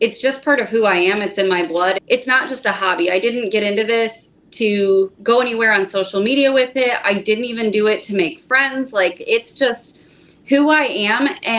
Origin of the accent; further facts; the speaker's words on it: United States; I started with just fishing as little knee-high, going out with my dad. I grew up on Lake Erie, and that was how the outdoors was introduced to me.